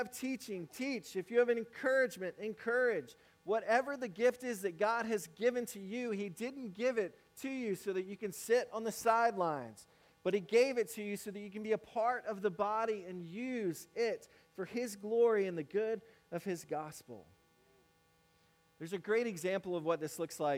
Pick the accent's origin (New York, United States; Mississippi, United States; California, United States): Mississippi, United States; moved away as an adult; now in South Carolina, United States; I grew up in Mississippi. Now I'm in South Carolina